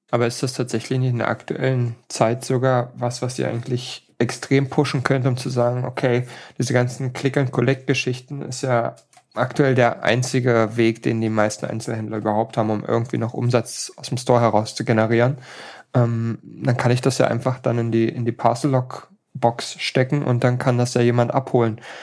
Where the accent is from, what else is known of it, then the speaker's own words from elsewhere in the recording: Hamburg, Germany; so als Hamburger